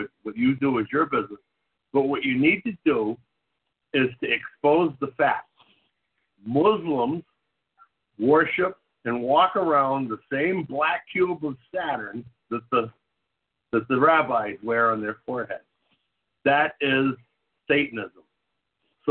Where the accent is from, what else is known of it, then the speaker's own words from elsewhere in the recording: New England, United States; I'm from New England.